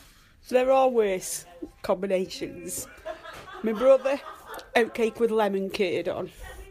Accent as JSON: {"language": "English", "town": "Clayton", "region": "West Midlands", "country": "United Kingdom", "said": "from Clayton."}